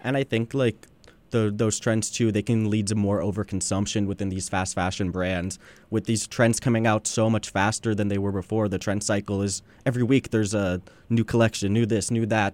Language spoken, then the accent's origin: English; Long Beach, California, United States; I'm born and raised in Long Beach, California